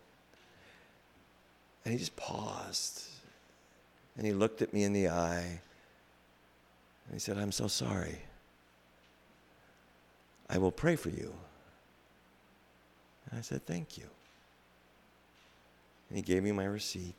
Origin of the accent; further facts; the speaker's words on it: Iowa, United States; moved away; also born or lived in Boston; I'm from Iowa via Boston